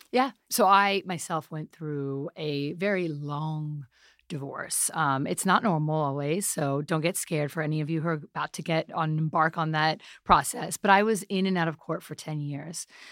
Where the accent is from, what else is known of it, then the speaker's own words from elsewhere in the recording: New York City, New York, United States; I'm a half Pakistani, half Italian, born in New York City